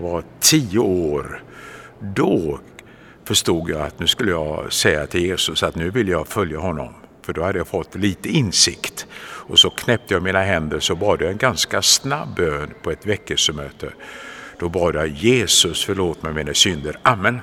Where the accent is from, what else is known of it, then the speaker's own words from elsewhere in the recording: Gothenburg, Västra Götaland, Sweden; jag hade glädjen att få växa upp och födas i den vackra staden Göteborg